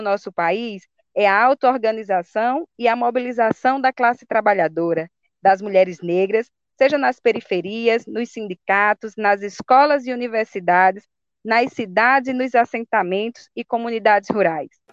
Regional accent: Mossoró, Rio Grande do Norte, Brazil; sou de Mossoró, do bairro Dom Jaime Câmara

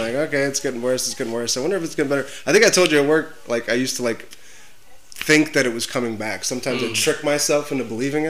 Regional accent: Geneva, Illinois, United States; also born or lived in Lombard, Illinois; I moved to Geneva when I was in first grade. I did 26 years of my life in good old Geneva.

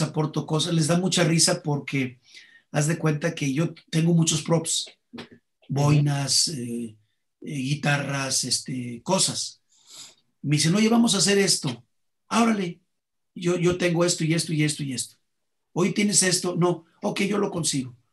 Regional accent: Mexico; los únicos que hacemos calaveras en el mundo somos los mexicanos

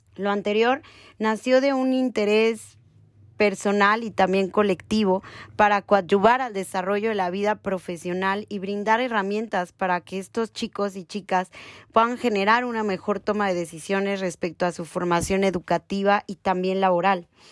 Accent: Mexico; tenemos como sociedad mexicana

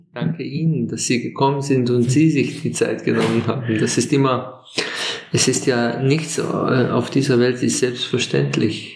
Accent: Slovenia; Aus, aus Slowenien

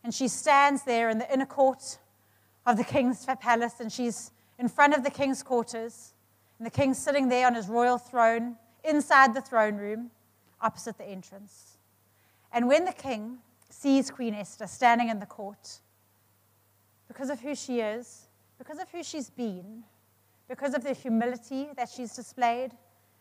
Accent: South Africa

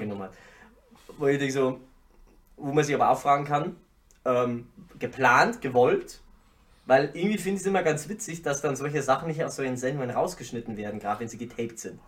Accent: Ingolstadt, Bavaria, Germany; Aus Ingolstadt

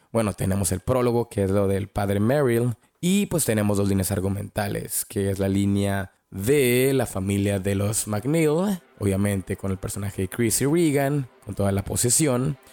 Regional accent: Mexico; yo crecí mirando esta película en VHS y pues obviamente la miraba en el Canal 5, en México, obviamente, los noventas

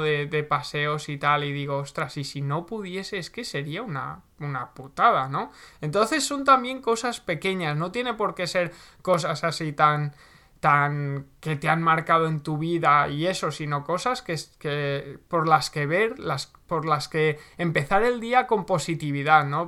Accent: Segorbe, Valencian Community, Spain; vivía en, mi pueblo, vivía en Segorbe

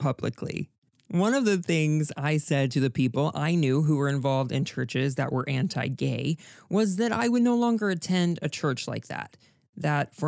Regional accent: Texas, United States; as a Texan, I was raised to be proud

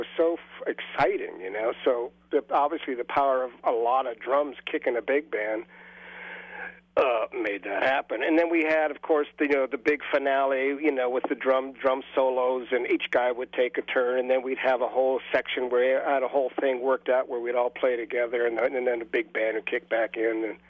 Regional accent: Castro Valley, California, United States; I grew up in Castro Valley, California

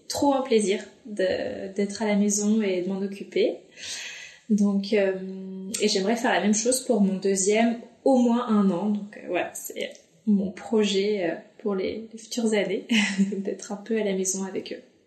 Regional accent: Dunkirk, Hauts-de-France, France; now in Lyon, France; je suis originaire de Dunkerque, du nord de la France, mais je vis actuellement sur Lyon

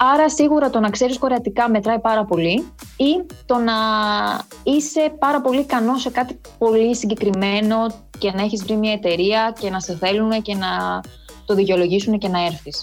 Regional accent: Athens, Attica, Greece; moved away as an adult; now in Seoul, South Korea; γεννήθηκα και μεγάλωσα στην Αθήνα

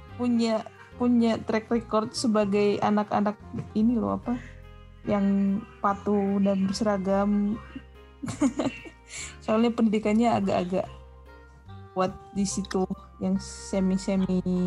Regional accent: Tapanuli, North Sumatra, Indonesia; now in Jakarta, Indonesia; gue kan dari Tapanuli

